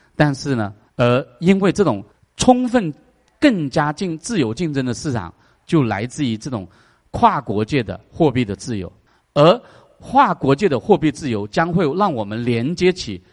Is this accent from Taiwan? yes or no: no; China; now in United States; 我们中国人